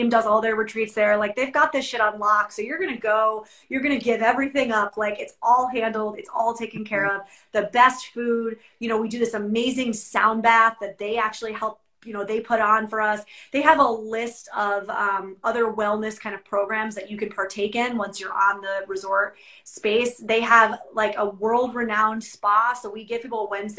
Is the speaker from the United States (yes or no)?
yes; New York, United States; I'm a New Yorker